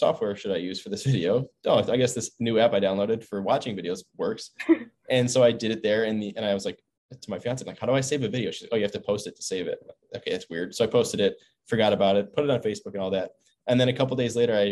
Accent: Buffalo, New York, United States; now in Stanford, United States; I'm from Buffalo, New York, East Coast.

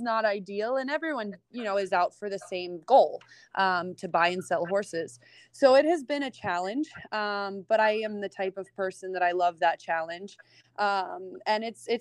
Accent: Pittsburgh, Pennsylvania, United States; moved away as an adult; now in Wellington, United States; I'm originally from Pittsburgh, Pennsylvania. I moved to Wellington 7 years ago.

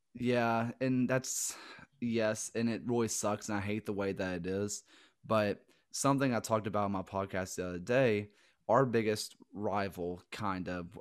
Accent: the South, United States; accent: Southern; being from the South

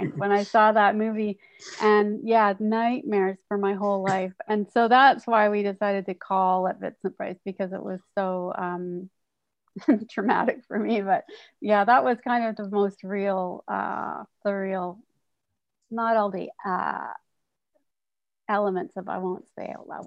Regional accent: North Vancouver, British Columbia, Canada; when I was in growing up in North Vancouver, and that kind of preteen

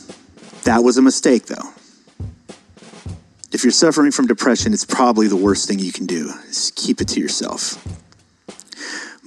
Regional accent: San Diego, California, United States; I'm from San Diego.

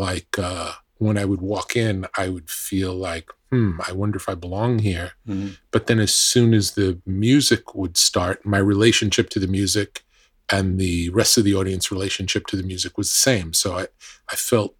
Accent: New York, United States; born or raised there

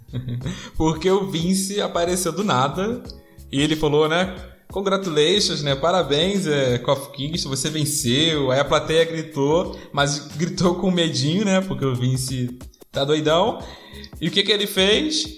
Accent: Rio de Janeiro, Brazil; eu sou do Rio de Janeiro

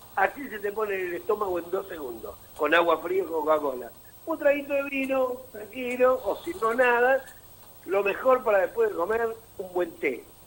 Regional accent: Mar del Plata, Buenos Aires Province, Argentina; Mar del Plata, mi ciudad natal

